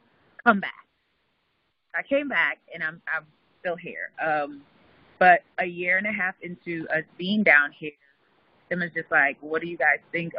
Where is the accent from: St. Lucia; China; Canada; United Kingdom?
St. Lucia; moved away as an adult; now in New York, United States; when I moved to New York from St. Lucia, I'm originally from St. Lucia. I moved to New York for college